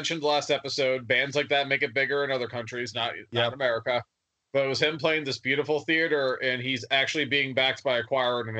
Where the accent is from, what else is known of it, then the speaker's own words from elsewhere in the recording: New Jersey, United States; I'm from New Jersey.